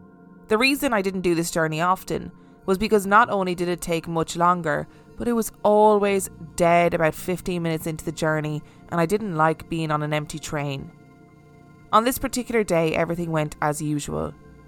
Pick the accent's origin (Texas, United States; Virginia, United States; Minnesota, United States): Virginia, United States; Spotsylvania; I've seen soldiers, an old lady in a rocking chair, a cowboy, and random dark figures in the house I grew up in Spotsylvania, Virginia.